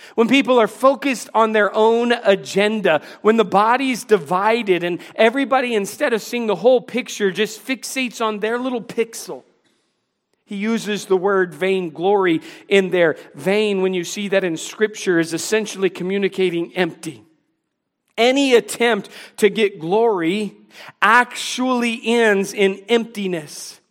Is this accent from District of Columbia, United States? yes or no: yes; Washington, District of Columbia, United States; moved away as an adult; now in North Carolina, United States; I grew up in the Washington, D C area.